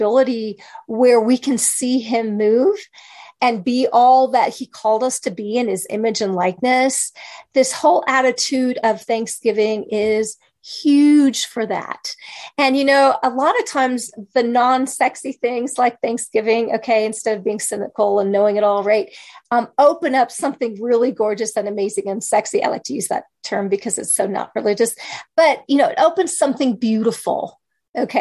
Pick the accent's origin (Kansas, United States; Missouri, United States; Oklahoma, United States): Kansas, United States; I grew up in Kansas